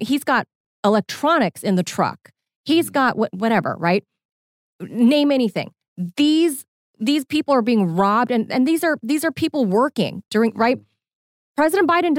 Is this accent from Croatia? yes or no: no; California, United States; moved away; I'm from California